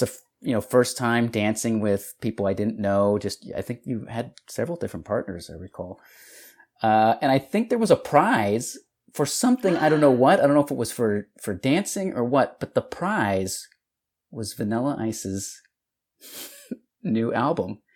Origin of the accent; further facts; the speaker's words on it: El Paso, Texas, United States; moved away; Texas, from El Paso, Texas